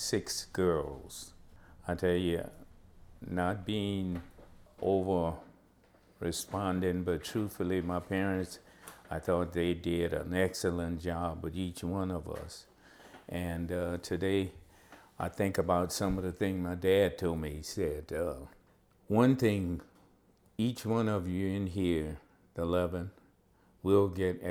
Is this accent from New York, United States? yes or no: no; Baldwin, Louisiana, United States; I grew up in Baldwin